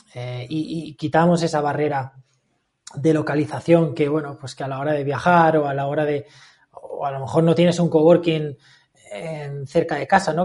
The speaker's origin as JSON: {"language": "Spanish", "town": "Valencia", "region": "Valencian Community", "country": "Spain", "moved": "as an adult", "lives_now": "Murcia, Spain", "said": "me acaba de mudar a Murcia, yo soy de Valencia"}